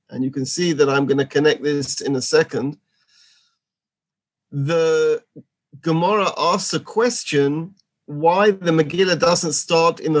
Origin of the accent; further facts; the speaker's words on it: London, United Kingdom; moved away as an adult; now in Gush Etzion, Israel; I come from London, just outside London, Edgware. I've been in Israel for 30 years